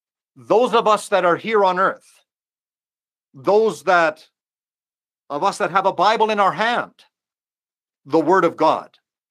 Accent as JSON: {"language": "English", "country": "Mexico", "said": "Obviously, I'm from Mexico, and I do not know most or hardly any that might be listening to the webinar this evening."}